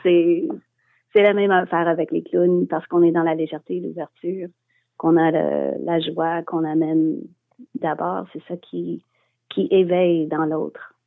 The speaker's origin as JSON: {"language": "French", "town": "Montreal", "region": "Quebec", "country": "Canada", "also_born_or_lived": "Scotland", "said": "quand je suis revenue à Montréal, je suis montréalaise"}